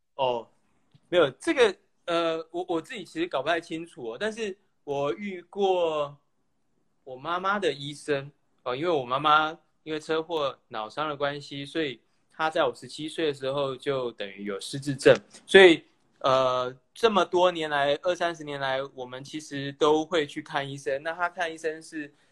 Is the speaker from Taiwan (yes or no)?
yes; Taiwan; 作为台湾人其实很幸运